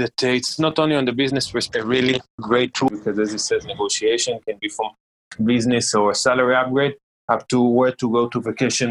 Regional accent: Israel; English is a second language; maybe I'm biased because I am from Israel, but I'm telling you honestly, I don't see myself in the next year living in Israel

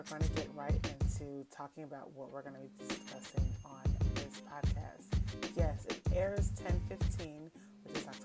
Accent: Jamaica; accent: Jamaican; I am definitely Jamaican, so you'll hear a little bit of accent every once in a while.

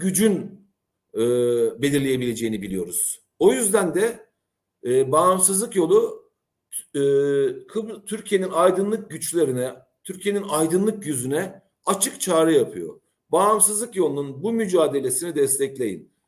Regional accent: Cyprus; biz Kıbrıs'ta e, küçük bir halkız

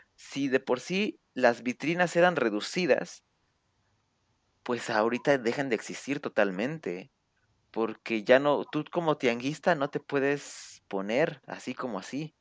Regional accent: Mexico; en mi pueblito, pues estamos aquí

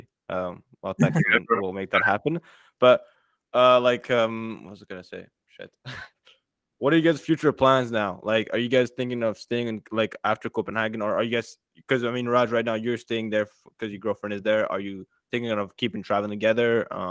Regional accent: France; also born or lived in Central Africa; now in Canada; I'm originally from France, but I live in Canada right now.

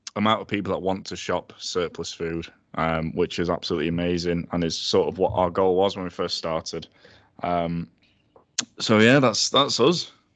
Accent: Sheffield, Yorkshire and the Humber, United Kingdom; thirty years old, born and bred in Sheffield.

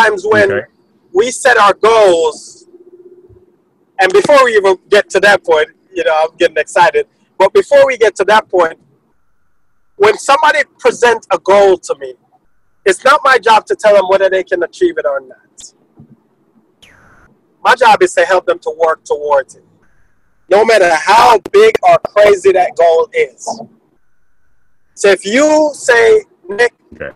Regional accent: Jamaica; moved away; I'm from Jamaica

